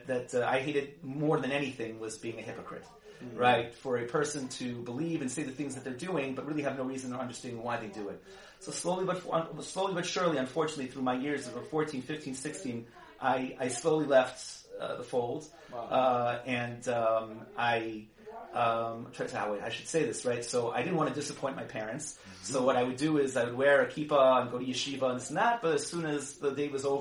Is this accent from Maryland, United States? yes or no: yes; Silver Spring, Maryland, United States; I grew up in Silver Spring, Maryland.